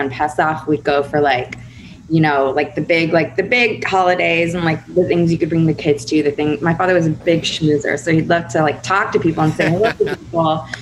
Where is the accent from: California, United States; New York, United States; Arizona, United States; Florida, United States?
New York, United States; We grew up in Washington Heights